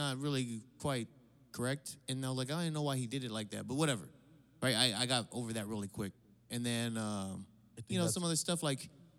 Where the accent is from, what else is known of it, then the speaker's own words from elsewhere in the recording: Hawaii, United States; I say I'm Hawaiian.